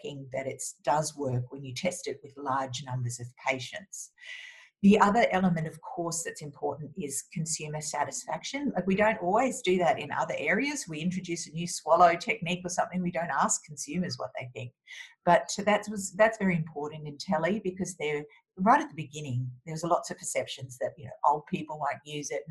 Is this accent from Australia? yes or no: yes; Australia; as an Australian